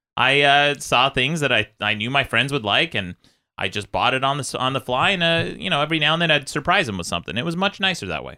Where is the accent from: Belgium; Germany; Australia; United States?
United States; Utah; moved away; I grew up in Utah